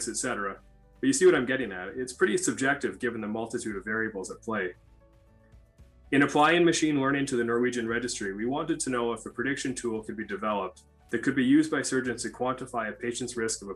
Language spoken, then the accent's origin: English; Canada; moved away as an adult; also born or lived in Oslo, Norway / Minnesota, United States; now in Minneapolis, United States; I'm actually originally from Canada, and that's where I completed most of my training, including medical school and orthopedic residency